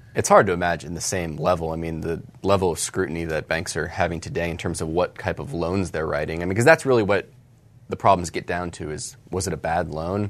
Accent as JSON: {"language": "English", "town": "Charlotte", "region": "North Carolina", "country": "United States", "tie": "born or raised there", "said": "Charlotte, my hometown"}